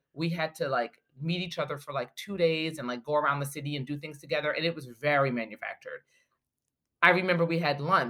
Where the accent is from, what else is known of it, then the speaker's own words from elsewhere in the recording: Maplewood, New Jersey, United States; I'm in New Jersey, and I'm born and raised in New Jersey